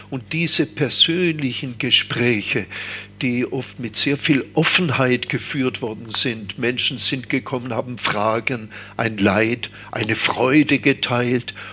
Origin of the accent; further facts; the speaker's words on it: Stuttgart, Baden-Württemberg, Germany; moved away as an adult; now in Taizé, France; Ja, das war weit weg natürlich. Ich komme ja aus Stuttgart und das sind 500 Kilometer und es war äh, damals sehr weit weg.